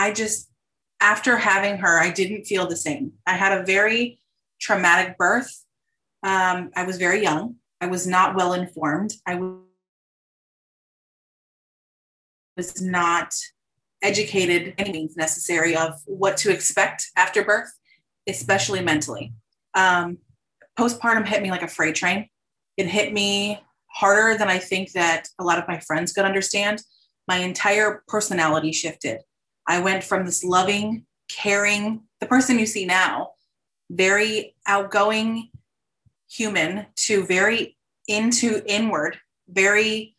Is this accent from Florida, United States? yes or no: yes; South Florida, United States; I'm born and raised Floridian